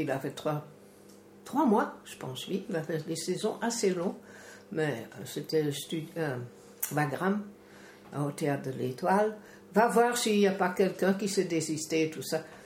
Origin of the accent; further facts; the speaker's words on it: Netherlands; moved away; chez nous, en Hollande